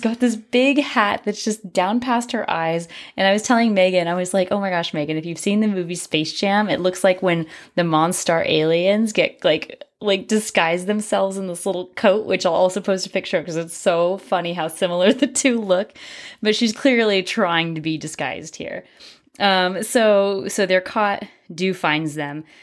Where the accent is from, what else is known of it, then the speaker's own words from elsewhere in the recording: United States; we're American.